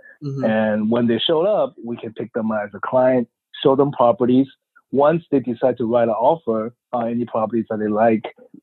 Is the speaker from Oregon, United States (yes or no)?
no; Bay Area, California, United States; also born or lived in China / Beijing, China; I grew up in the Bay Area